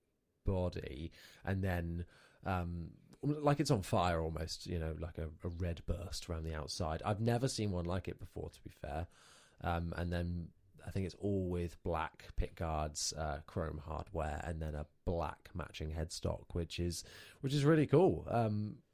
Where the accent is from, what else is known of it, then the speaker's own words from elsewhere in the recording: United Kingdom; we're three British boys